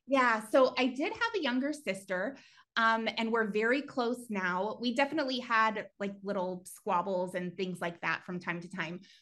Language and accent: English; New Mexico, United States; moved away as an adult; also born or lived in California; I actually grew up in New Mexico, um, a really, really teeny tiny town